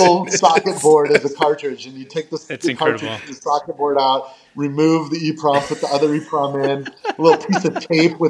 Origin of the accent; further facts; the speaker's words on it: California, United States; also born or lived in Fairfax, Virginia / Nashville, Tennessee; my mom left him, and he took me, and we moved to California